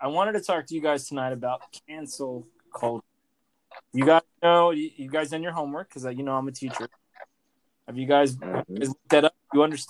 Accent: North Dade, Florida, United States; we grew up in North Dade.

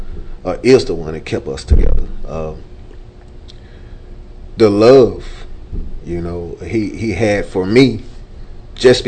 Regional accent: Dallas, Texas, United States; we're originally from Dallas

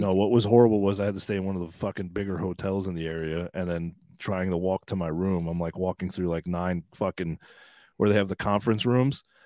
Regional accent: Long Island, New York, United States; born in New York City and grew up on Long Island

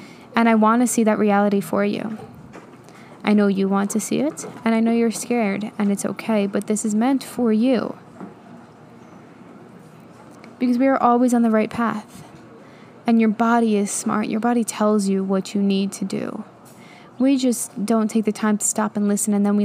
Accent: New York, United States; moved away; I'm from New York

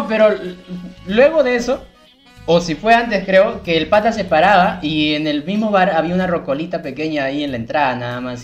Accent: Lima, Peru; la gente de Nocheto, que también es mi, vecino de barrio, pues, porque yo era Santanita, Nocheto, Perales

